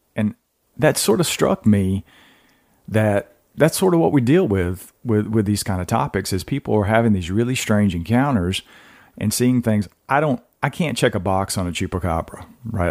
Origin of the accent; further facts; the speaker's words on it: Georgia, United States; now in North Carolina, United States; I'm from Georgia originally